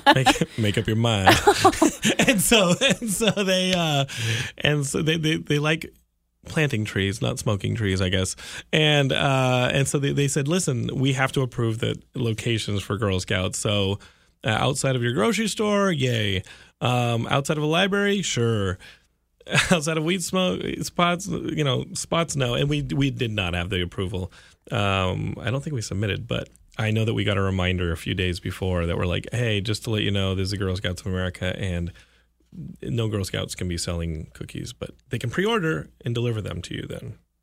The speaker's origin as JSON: {"language": "English", "region": "Texas", "country": "United States", "said": "I'm from Texas"}